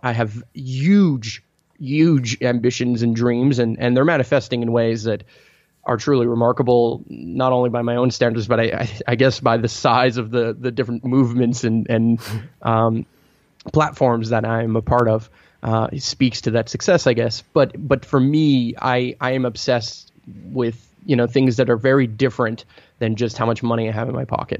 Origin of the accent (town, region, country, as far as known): Montreal, Quebec, Canada; born or raised there; first language Italian; English is a second language